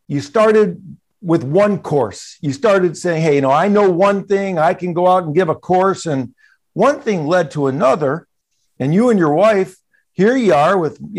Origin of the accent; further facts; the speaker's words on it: Detroit, Michigan, United States; also born or lived in New York / South Florida / Phoenix; now in San Francisco, United States; I was born and raised in Detroit